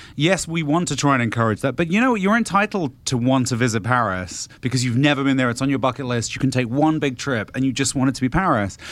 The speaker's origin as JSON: {"language": "English", "country": "United Kingdom", "said": "I'm the British person here"}